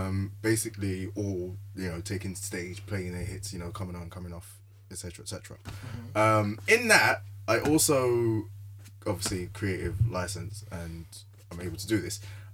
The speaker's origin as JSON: {"language": "English", "country": "Nigeria", "said": "I'm Nigerian."}